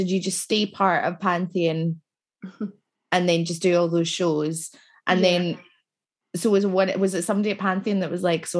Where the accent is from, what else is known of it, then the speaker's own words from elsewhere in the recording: Scotland, United Kingdom; It's not cringy. Again, that's being Scottish and being working class, yeah.